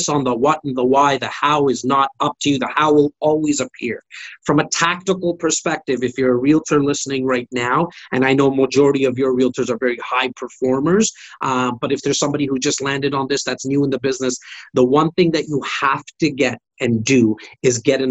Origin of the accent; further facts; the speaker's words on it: Toronto, Ontario, Canada; I'm a kid from Rexdale, an area that most people don't